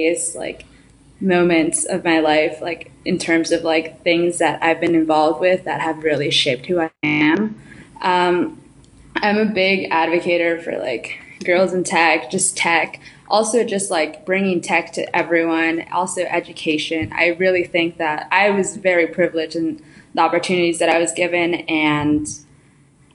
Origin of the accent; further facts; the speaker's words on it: New York City, New York, United States; also born or lived in Ecuador; I was born in Ecuador and then I basically grew up in New York City, specifically Brooklyn. I grew up in Bushwick